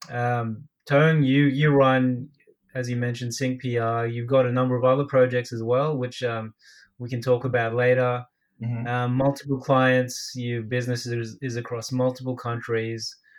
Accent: Australia; I'm from Australia. I'm Filipino Australian.

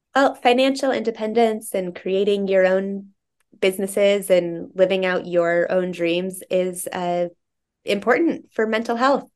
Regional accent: Greeley, Colorado, United States; moved away as an adult; also born or lived in East Vail, Colorado / East Coast, United States; now in Vail, United States; I grew up in Greeley, and our family had a second home up in East Vale

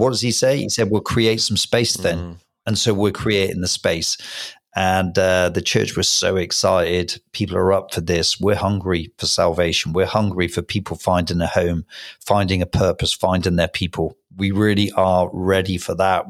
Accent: Hereford, West Midlands, United Kingdom; Special place, obviously, in my heart, because it's my hometown.

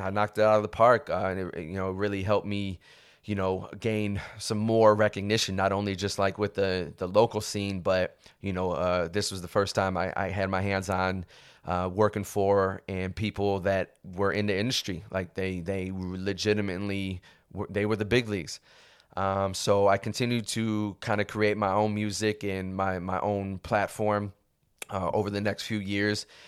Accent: Cleveland, Ohio, United States; moved away as an adult; now in Los Angeles, United States; I was originally born and raised in Cleveland, Ohio

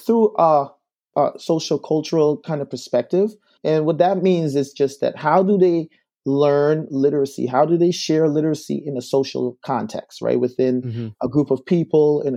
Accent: Guyana; now in Albany, United States; I'm originally from South America in Guyana. And so I moved here to the States in 2001.

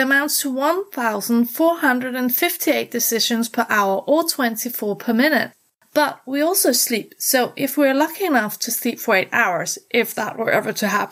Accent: Denmark; I'm from Denmark, the country of fairy tales, hygge, and happiness

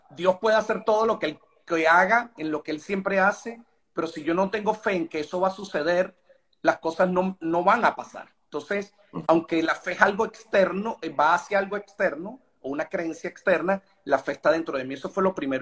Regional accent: Venezuela; nosotros como venezolanos

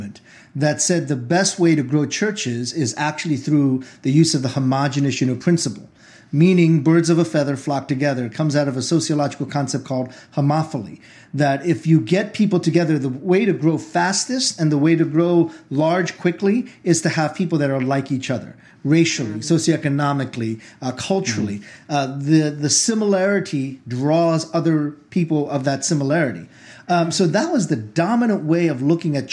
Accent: United States; also born or lived in Korea; I came to the U.S. when I was 6 years old. I did every year from first grade on in my education here

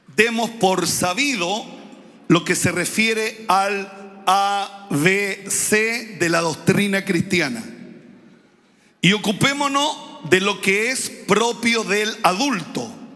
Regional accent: Santiago, Santiago Metropolitan, Chile; no nacimos allá, arriba en el sector oriente de Santiago, nacimos en los sectores populares

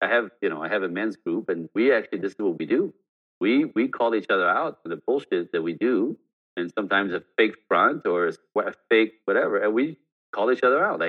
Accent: Montreal, Quebec, Canada; born there; first language French; English is a second language; I'm born French Canadian, so I speak French. That's not my freaking fault, right?

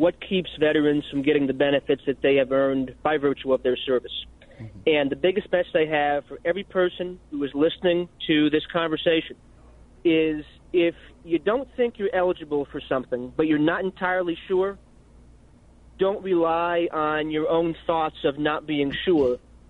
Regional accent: Plattsburgh, New York, United States; Plattsburgh, New York.

